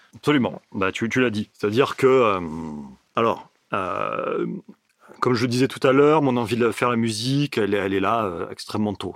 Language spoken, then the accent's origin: French; Miramas, Provence-Alpes-Côte d'Azur, France; also born or lived in Marseille; je suis originaire de Miramas. J'ai déménagé à Marseille